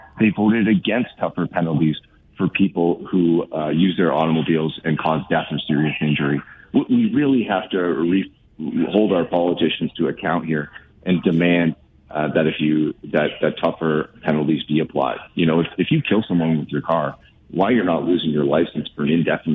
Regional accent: Guelph, Ontario, Canada; I'm born and raised in Guelph

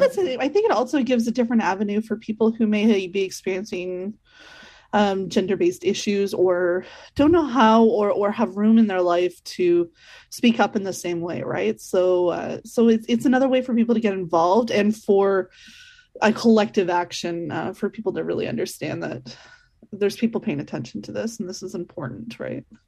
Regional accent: Northern Ontario, Canada; growing up in Northern Ontario myself

